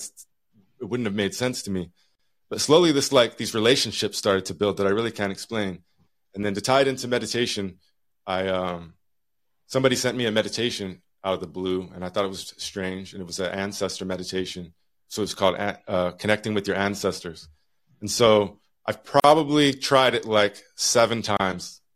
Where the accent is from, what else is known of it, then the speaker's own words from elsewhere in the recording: Utah, United States; now in Juneau, United States; I'm from Utah